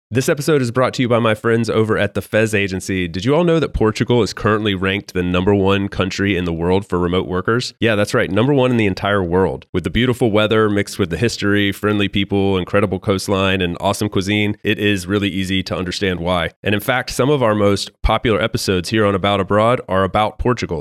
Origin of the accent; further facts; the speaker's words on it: United States; now in Spain; I'm from the U S